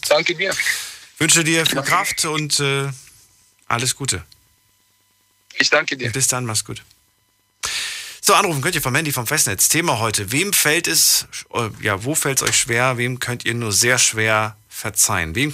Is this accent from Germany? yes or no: no; Poland; moved away; Ich komme aus Polen. Ich bin aus Polen, Polen. geboren. Guck mal. Und ja, ich habe ich hab Familie in der Slowakei.